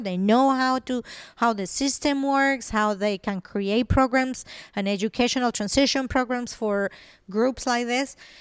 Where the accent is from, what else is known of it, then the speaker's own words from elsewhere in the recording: Venezuela; English is a second language; moved away as an adult; also born or lived in Colombia; now in United States; I was born in Colombia, I grew up in Venezuela.